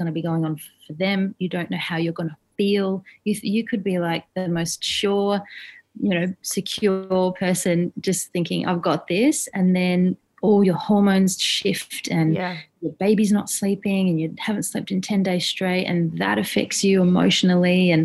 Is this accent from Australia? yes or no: yes; Adelaide, South Australia, Australia; now in Sydney, Australia; we don't have any family here in Sydney. We're from Adelaide